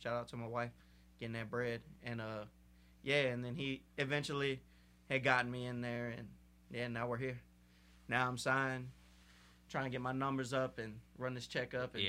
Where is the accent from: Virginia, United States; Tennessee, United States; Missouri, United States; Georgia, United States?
Virginia, United States; Portsmouth; Yeah, I'm from Portsmouth.